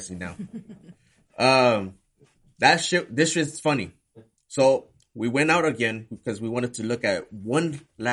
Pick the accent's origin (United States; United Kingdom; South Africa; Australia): United States; Compton, California; I'm from Compton